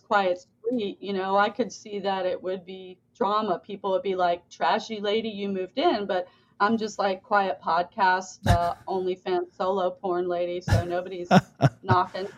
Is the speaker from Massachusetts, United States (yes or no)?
no; Boynton Beach, Florida, United States; also born or lived in England; I'm from Florida